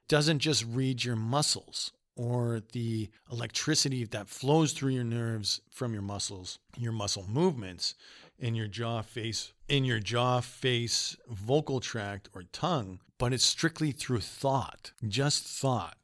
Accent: Canada; also born or lived in Winnipeg, Manitoba; we're young people from Canada.

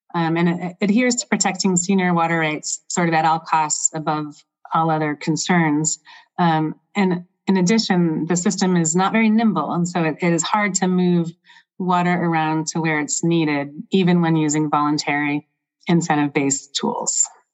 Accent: Michigan, United States; now in Central Oregon, United States; I grew up on lakes in Michigan

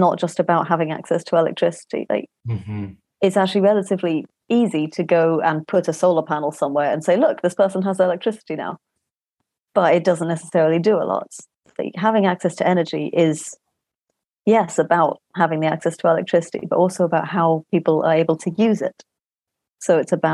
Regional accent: Scotland, United Kingdom; now in Cambridge, United Kingdom; I was born in Scotland.

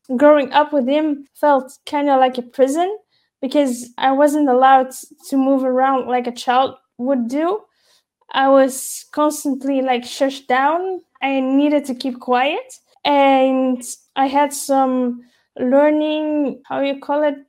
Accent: Belgium; I was born Belgian. I was surrounded by Belgian people, the culture, the influences, and those values

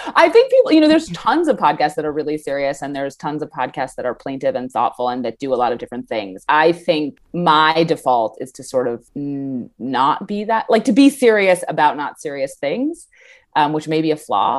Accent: New York City, New York, United States; I'm from New York City

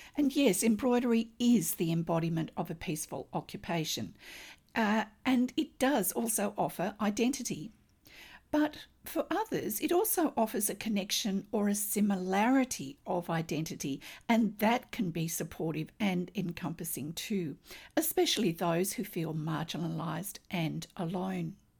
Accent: Australia; I'm an Australian textile artist, teacher, judge, blogger, and stitch enthusiast

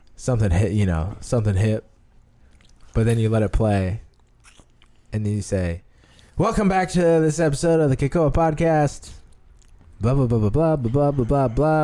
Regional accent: Omaha, Nebraska, United States; also born or lived in Hawaii; I uh, reside and am from Omaha, Nebraska.

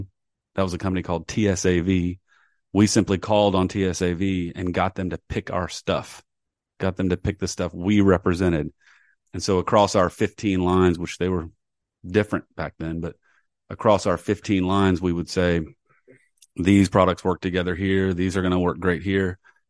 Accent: Columbia, South Carolina, United States; So I grew up in Columbia, South Carolina. And the University of South Carolina had a great, great strings program.

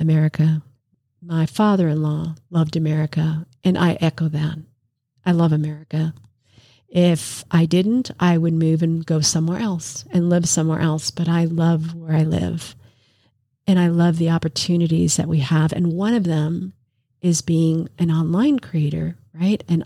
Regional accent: New York City, New York, United States; I was born in New York City

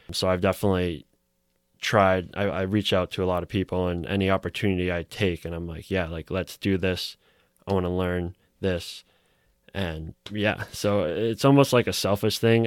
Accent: Newton, Massachusetts, United States; I grew up in Newton

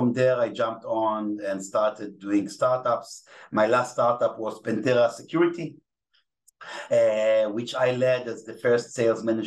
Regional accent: Israel; accent: Israeli; English is a second language; my Israeli accent. I can speak Hebrew, you know, English is not my native language

